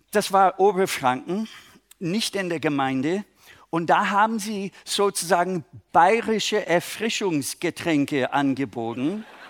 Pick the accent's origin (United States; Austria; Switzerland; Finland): United States; Minnesota; German is a second language; now in Germany; eigentlich aus Minnesota, aber ich wohne in Deutschland